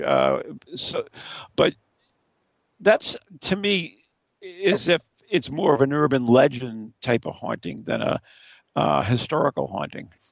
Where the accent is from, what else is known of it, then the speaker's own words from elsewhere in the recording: New England, United States; we're from New England up here